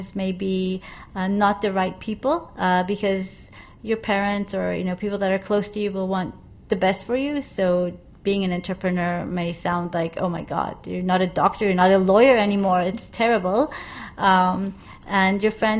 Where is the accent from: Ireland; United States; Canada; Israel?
Israel; now in Asia; I come from Israel